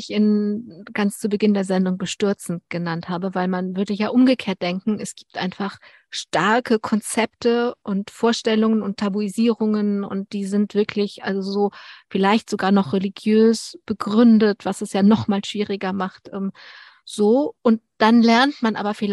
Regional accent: Berlin, Germany; ich bin in Berlin-Pankow groß

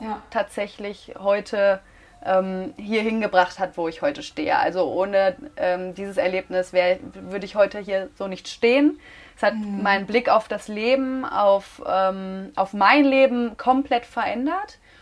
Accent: Münster, North Rhine-Westphalia, Germany; moved away as an adult; now in Mallorca, Spain; Ich komme ursprünglich aus Münster, lebe seit jetzt gut anderthalb Jahren auf Mallorca

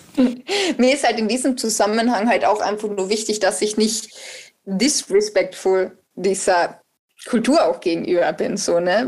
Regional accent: Austria; ich bin ja Österreicherin

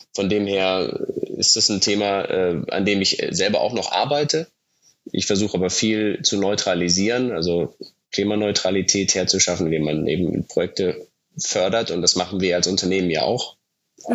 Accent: Munich, Bavaria, Germany; moved away as an adult; also born or lived in Bayreuth / Italy; Ich komme komm ursprünglich aus München

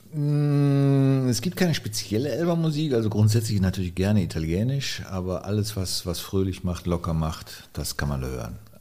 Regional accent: Cologne, North Rhine-Westphalia, Germany; Ich bin Kölner.

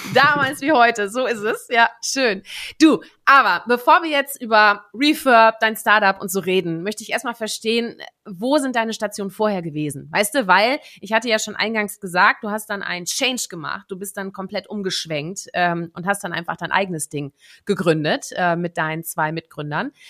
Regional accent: Netherlands; moved away; gebürtige Niederländerin

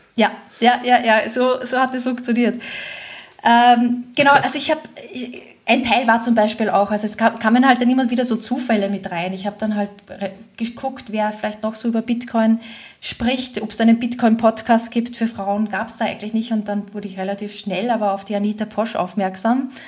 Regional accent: Austria; moved away as an adult; now in Germany; ich komme aus Österreich ursprünglich, äh, wohne aber jetzt schon seit über 15 Jahren in Deutschland

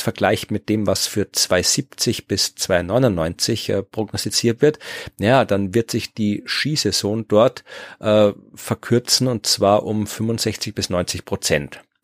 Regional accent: Austria; als Österreicher

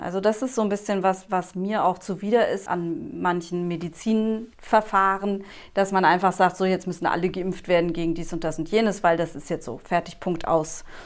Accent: Germany; bei uns in Deutschland

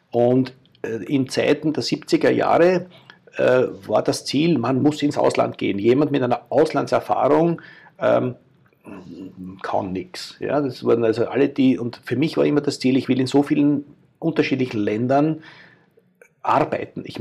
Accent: Austria; Ich bin jemand mit österreichischem Background und mit Kultur, mit dem ich aufgewachsen bin

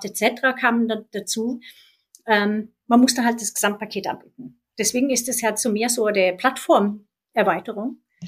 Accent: Sweden; now in Germany; mein Heimatland Schweden

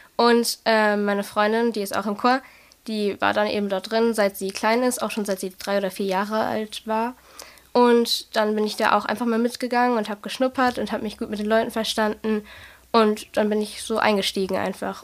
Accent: Germany; aus Germany, Deutschland

